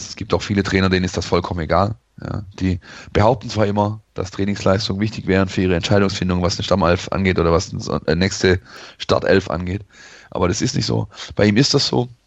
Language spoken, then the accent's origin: German; Poppenweiler, Baden-Württemberg, Germany; born there; ähm, Poppenweiler übrigens, aber gut.